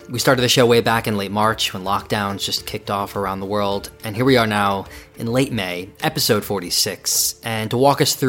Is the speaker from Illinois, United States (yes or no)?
no; New York, United States; I'm from New York as well.